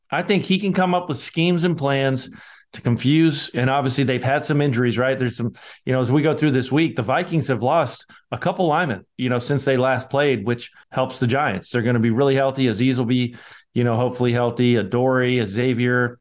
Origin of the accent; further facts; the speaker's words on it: Scotland, United Kingdom; I'm the Scotsman